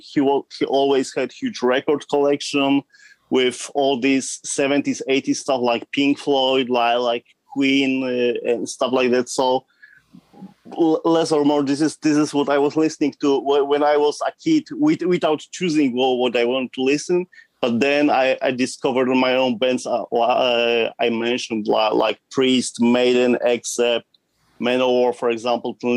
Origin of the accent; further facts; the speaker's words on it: southern Poland, Poland; From Poland, from the southern part of Poland, close to the border with Czech Republic